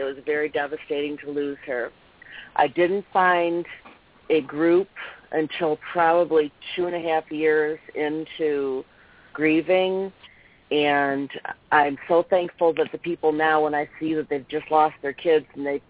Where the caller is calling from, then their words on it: Michigan, United States; Hi, Peggy. It's … from Michigan.